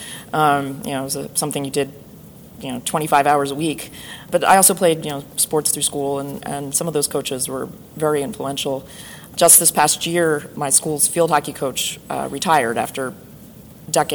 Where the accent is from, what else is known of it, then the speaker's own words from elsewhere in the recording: outside of Philadelphia, Pennsylvania, United States; I grew up outside of Philadelphia